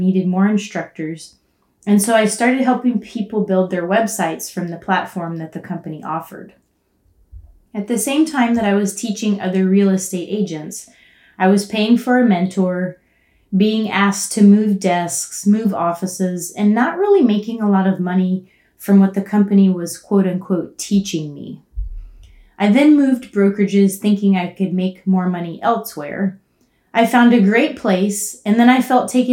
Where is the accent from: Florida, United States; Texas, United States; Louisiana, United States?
Texas, United States; Houston; moved away as an adult; also born or lived in Austin, Texas; now in Colorado, United States; I grew up in Houston, Texas